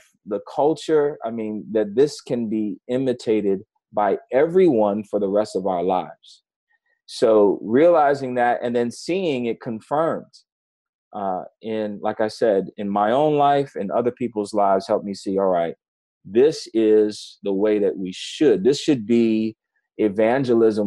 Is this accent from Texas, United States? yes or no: no; New York City, New York, United States; moved away; I grew up in New York City